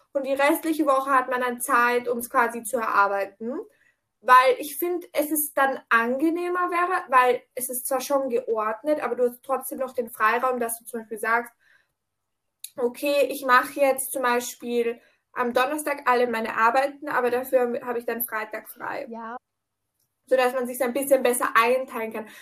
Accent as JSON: {"language": "German", "country": "Austria", "said": "bei uns in Österreich"}